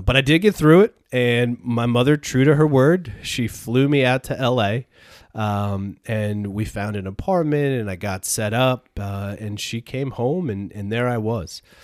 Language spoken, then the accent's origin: English; Peru, New York, United States; I grew up in Peru, New York, and went to s, went to school in Peru